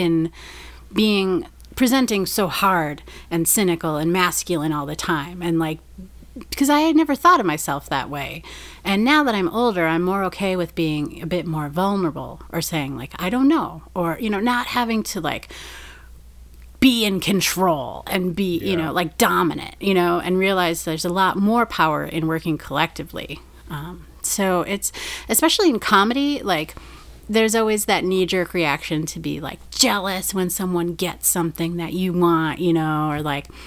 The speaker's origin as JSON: {"language": "English", "town": "Green Bay", "region": "Wisconsin", "country": "United States", "tie": "born or raised there", "moved": "as an adult", "lives_now": "Chicago, United States", "said": "I grew up in Green Bay in, like, the punk scene"}